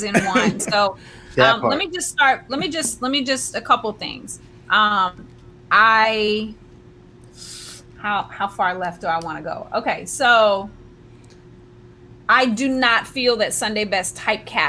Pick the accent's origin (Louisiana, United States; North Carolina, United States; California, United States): California, United States; San Francisco; also born or lived in Vancouver, Canada / Ireland / Los Angeles; now in Oakland, United States; was raised in San Francisco and went to middle school, high school